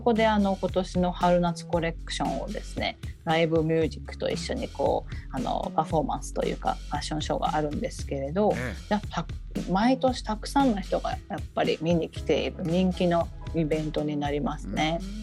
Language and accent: Japanese; Tokyo, Japan; moved away as an adult; also born or lived in Okinawa; now in Helsinki, Finland; もともと東京出身なんですけれども、沖縄で英語教員をした後に2007年からフィンランドに移住しまして